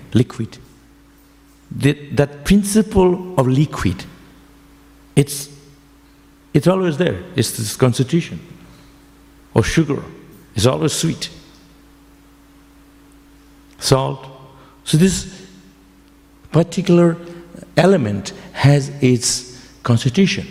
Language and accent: English; West Bengal, India; now in Melbourne, Australia; I'm from Bengal, we say samsara varadharma